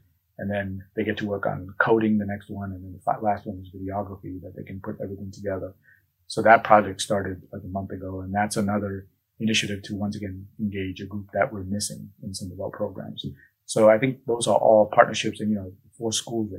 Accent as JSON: {"language": "English", "town": "Buffalo", "region": "New York", "country": "United States", "also_born_or_lived": "Pennsylvania", "moved": "as an adult", "lives_now": "Tallahassee, United States", "said": "I'm from Western New York, in the Buffalo area"}